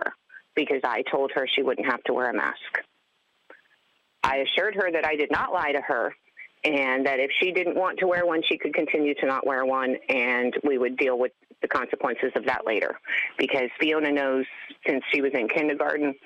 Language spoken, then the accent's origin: English; Palm Beach County, Florida, United States; I was born here in Palm Beach County and have lived here all of my life